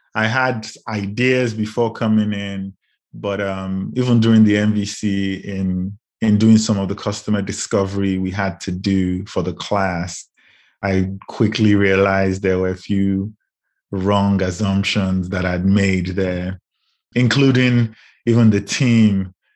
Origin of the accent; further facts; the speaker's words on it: Lagos, Nigeria; moved away as an adult; also born or lived in United Kingdom; now in Chicago, United States; I grew up in Lagos, Nigeria, and ended up in the U K for post-grad